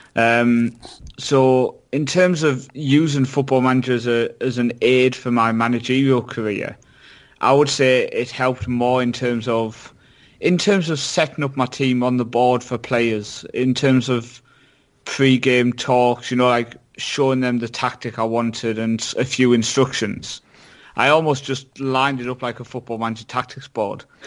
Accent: Shildon, North East England, United Kingdom; my hometown Shildon

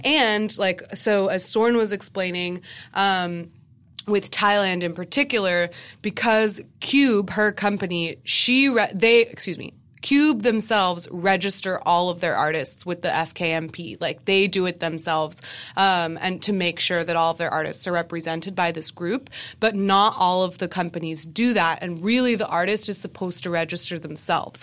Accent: United States; growing up in America

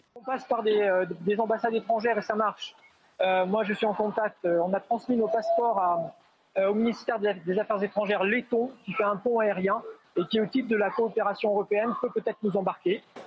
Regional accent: France; je réside en France, je suis française

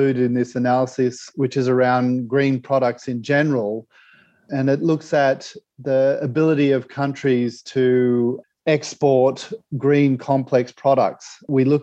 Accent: Australia; my home country, Australia

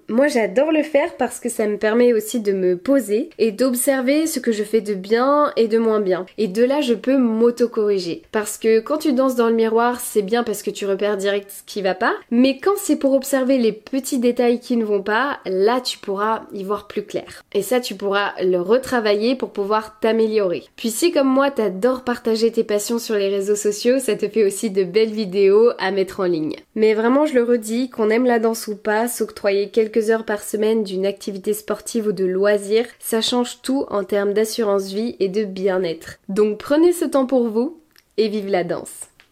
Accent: France; accent: very French; Désolée pour mon accent très français

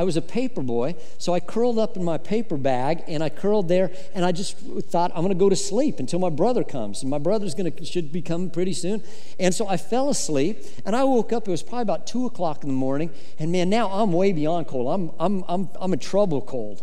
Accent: Colorado, United States; I grew up in Colorado

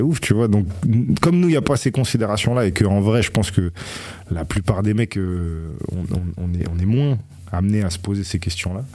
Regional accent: Grenoble, Auvergne-Rhône-Alpes, France; moved away as an adult; J'ai passé 20 ans, mes 20 premières années à, Grenoble.

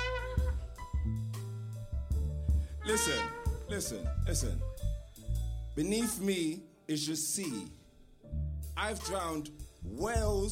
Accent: London, United Kingdom; I am from the East End.

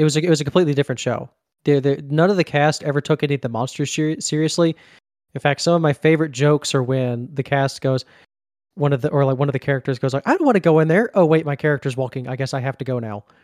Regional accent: Mississippi, United States; Mississippi down here, born and born and raised and still here

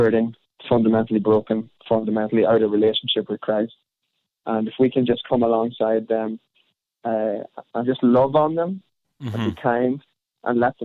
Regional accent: Ireland; being Irish

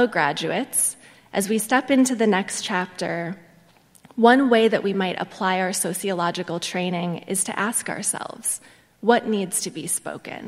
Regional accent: Milwaukee, Wisconsin, United States; moved away; I grew up in Milwaukee, Wisconsin, the most segregated metro area in the U.S.

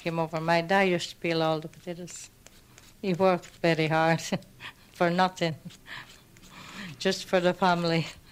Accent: Frosinone province, Lazio, Italy; moved away; I'm from Mondartigo, provincia of Frosinone, but I'm 100 miles from Rome. It's a small village

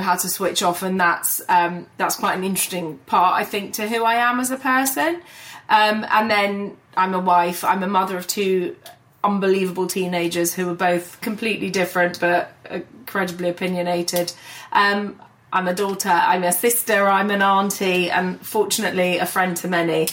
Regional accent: London, United Kingdom; I was born and raised in London, in North London. So I grew up basically in Hampstead, and I live not that far from there now.

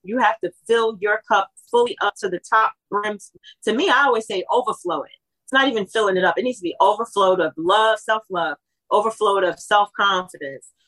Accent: East Coast, United States; I was raised in the East Coast

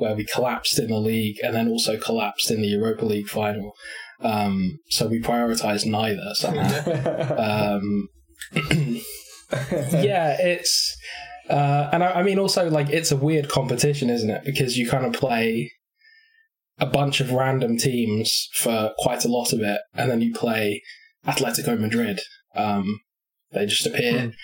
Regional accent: Crewe, North West England, United Kingdom; I was born in Crewe, so I am, I guess, like a loose follower of Crewe Alexandra

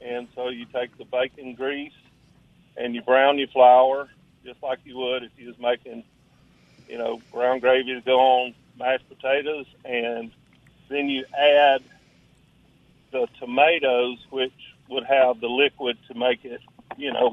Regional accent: North Louisiana, United States; moved away as an adult; now in Mississippi, United States; I'm from North Louisiana, so with a bunch of rednecks

